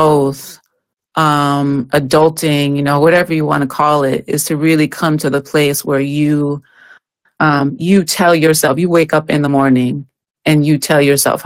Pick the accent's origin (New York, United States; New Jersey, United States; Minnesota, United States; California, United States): New York, United States; Westchester County; I'm from New York. I'm from Westchester County, New York.